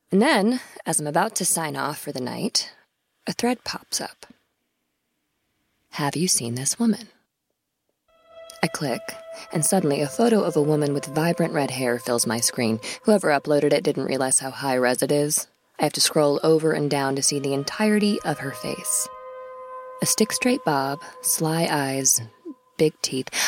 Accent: Cleveland, Ohio, United States; also born or lived in Wisconsin; I'm, I'm from Cleveland, Ohio. There's also a Cleveland, Tennessee, but no one ever assumes I mean that one, but I, I always clarify.

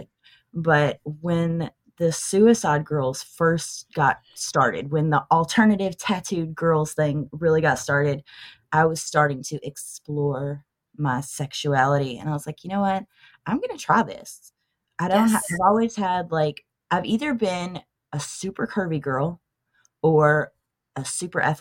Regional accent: Tennessee, United States; I was born and bred in Tennessee.

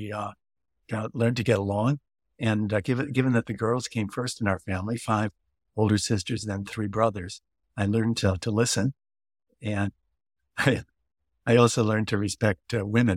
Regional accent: Chicago, Illinois, United States; moved away; also born or lived in California; I grew up in the city of Chicago, right downtown.

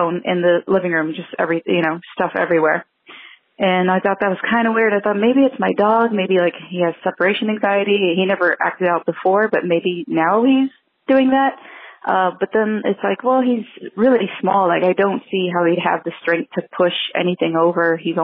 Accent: San Antonio, Texas, United States; now in Los Angeles, United States; my hometown in Texas in San Antonio

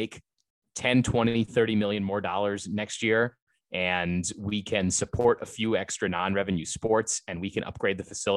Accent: Maryland, United States; I'm from Maryland

